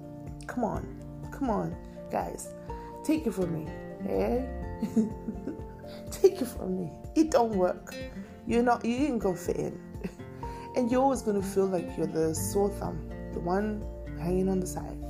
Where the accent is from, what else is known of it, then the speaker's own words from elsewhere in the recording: Harare, Zimbabwe; moved away; I will continuously act like where I was raised. And I'm a G Park B. baby all through and through. You know, Greystone Park every day, all day